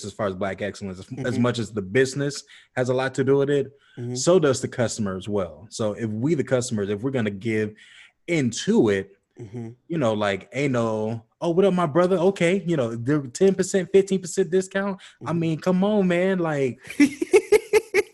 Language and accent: English; Cleveland, Ohio, United States; we're originally from Cleveland. We got the Rock Hall in our backyard in Cleveland.